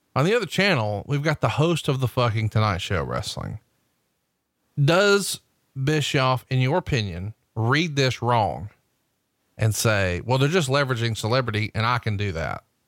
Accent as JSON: {"language": "English", "region": "Alabama", "country": "United States", "said": "I'm a hillbilly from Alabama"}